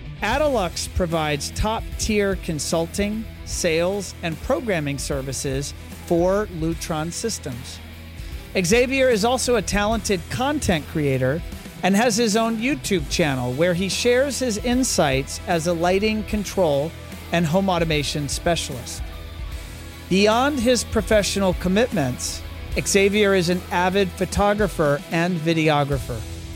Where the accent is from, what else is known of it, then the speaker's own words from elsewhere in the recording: United States; Well, I can't help it. I am pretty American.